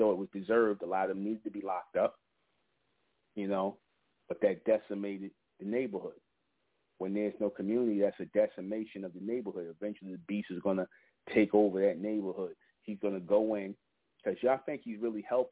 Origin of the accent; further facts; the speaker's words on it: New York City, New York, United States; I grew up in Brownsville, East New York